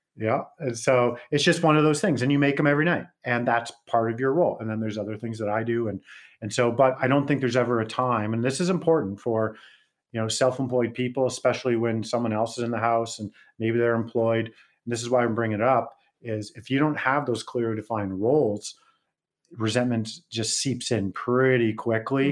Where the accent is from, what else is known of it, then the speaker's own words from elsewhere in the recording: West Coast, Canada; moved away; also born or lived in Calgary / Las Vegas; I'm from West Coast